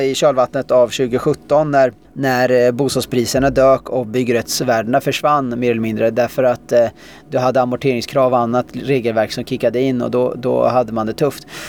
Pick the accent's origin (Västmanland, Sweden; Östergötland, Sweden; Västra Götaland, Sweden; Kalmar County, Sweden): Östergötland, Sweden; Tallboda; also born or lived in Australia; sen så växte jag upp där